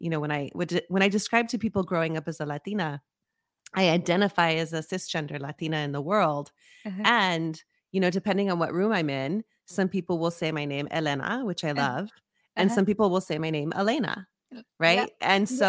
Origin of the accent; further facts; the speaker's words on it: Las Cruces, New Mexico, United States; I grew up in Las Cruces, New Mexico. So, you know, growing up on the border near El Paso, Texas